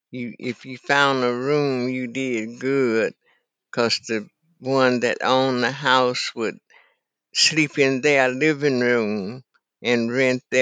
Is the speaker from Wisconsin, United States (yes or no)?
no; Carson Lake, Arkansas, United States; moved away as an adult; Carson Lake, Arkansas, in Deckerville, oh. Arkansas.